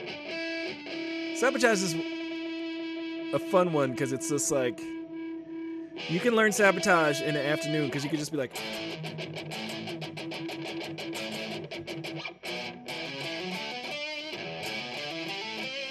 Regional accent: Long Island, New York, United States; I grew up on Long Island, which is, you know, outside of that area

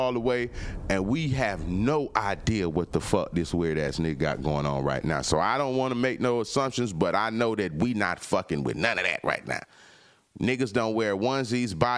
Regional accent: California, United States; now in Atlanta, United States; I'm from Cali, so you know I've been around

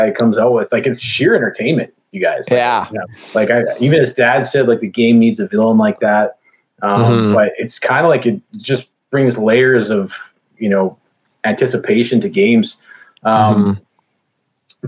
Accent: Calgary, Alberta, Canada; moved away as an adult; also born or lived in Okanagan, British Columbia / Chilliwack, British Columbia; now in Kelowna, Canada; I'm from Calgary. I just moved to BC.

